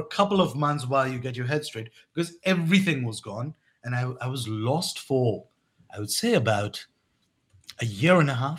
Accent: England, United Kingdom; moved away as an adult; also born or lived in Pakistan / Turkey; I was born in Pakistan, but I grew up in England

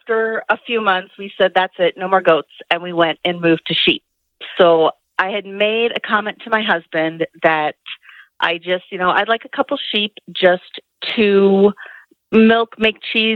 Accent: Milwaukee, Wisconsin, United States; moved away as an adult; now in Idaho, United States; I originally grew up in Wisconsin, just outside of Milwaukee

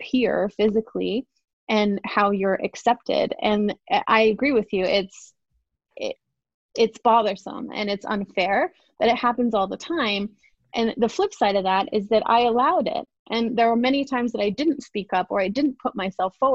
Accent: England, United Kingdom; now in United States; I'm originally from England. I've been in the States for a long time, but I grew up in council housing

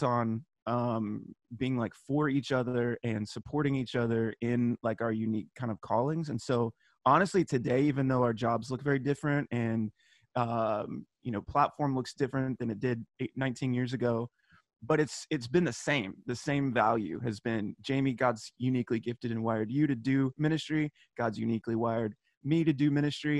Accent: Texas, United States; we're both from Texas

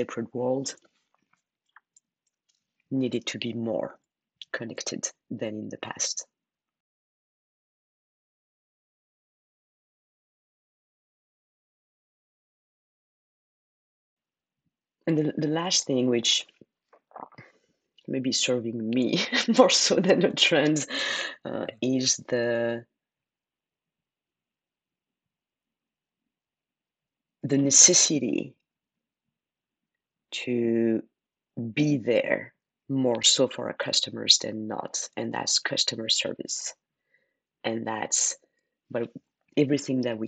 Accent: France; accent: French; English is a second language; moved away as an adult; my French accent

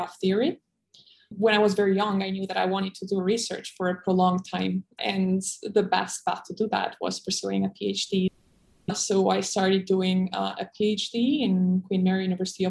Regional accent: Kosovo; moved away as an adult; also born or lived in Taiwan; I was born in Kosovo, which is in the Balkans in Europe

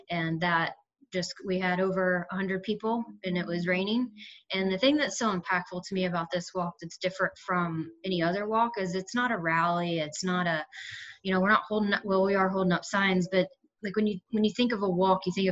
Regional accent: Atlanta, Georgia, United States; I'm an Atlanta native

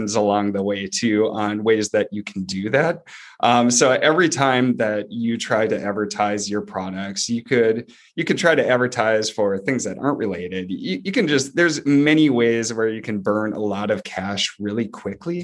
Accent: Duluth, Minnesota, United States; moved away as an adult; also born or lived in Wichita, Kansas; We grew up in Duluth, Minnesota, Northern Minnesota

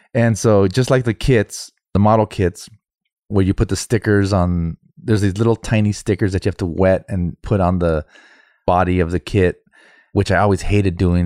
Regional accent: United States; I'm fucking American

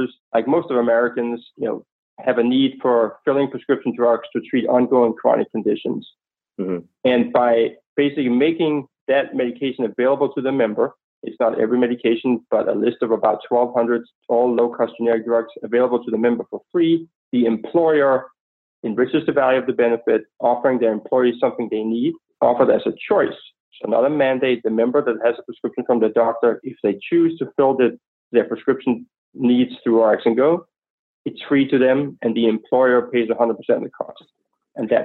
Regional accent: Copenhagen, Capital Region of Denmark, Denmark; moved away; as you can hear from my accent, I'm not exactly from Oklahoma, but nonetheless, I grew up in Copenhagen, Denmark

